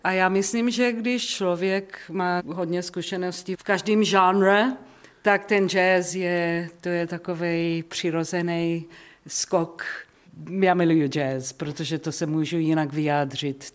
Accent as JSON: {"language": "Czech", "town": "Johannesburg", "region": "Gauteng", "country": "South Africa", "tie": "born or raised there", "second_language": "Czech", "moved": "yes", "said": "Já jsem z Johannesburgu"}